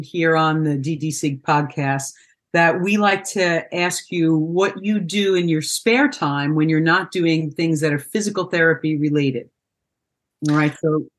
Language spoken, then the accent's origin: English; New York, United States; I am a New Yorker, so I talk fast